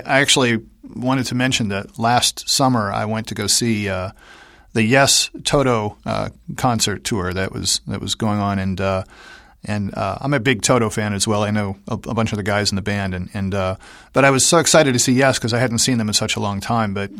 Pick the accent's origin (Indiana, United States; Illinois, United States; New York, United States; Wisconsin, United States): Indiana, United States; Indianapolis; I'm from Indianapolis